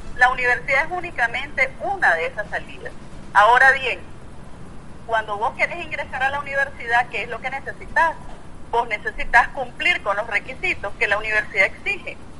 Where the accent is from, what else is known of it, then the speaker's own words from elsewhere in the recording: Nicaragua; como ciudadana nicaragüense